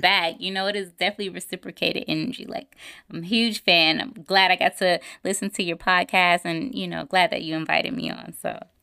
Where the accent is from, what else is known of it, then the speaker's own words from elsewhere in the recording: Clayton County, Georgia, United States; also born or lived in Henry County, Georgia / Atlanta; I grew up in Clayton County, but I, I went to high school in Henry County, so I went to Stockbridge High School